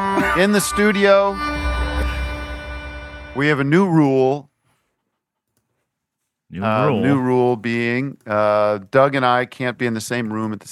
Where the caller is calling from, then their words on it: Canada; I'm calling in from Canada, okay?